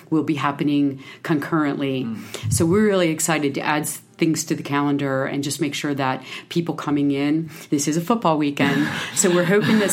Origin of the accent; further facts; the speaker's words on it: Pennsylvania, United States; moved away as an adult; also born or lived in Hermosa Beach, California; I grew up in Pennsylvania, and I was out west for almost 20 years